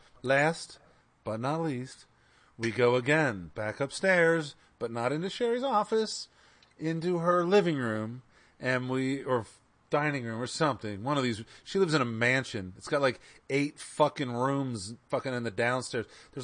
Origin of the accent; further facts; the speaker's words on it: Pennsylvania, United States; I'm not in Pennsylvania. I'm from Pennsylvania, but I'm in Michigan.